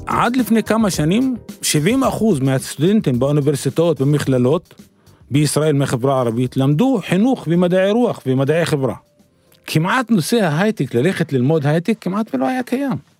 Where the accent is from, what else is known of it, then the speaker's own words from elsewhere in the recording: Arraba, Northern District, Israel; אני מגיע מעראבה, בגליל, נשוי ואב לארבעה